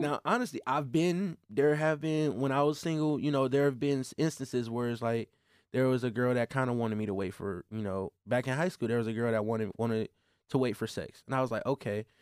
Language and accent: English; Flint, Michigan, United States; I grew up in Flint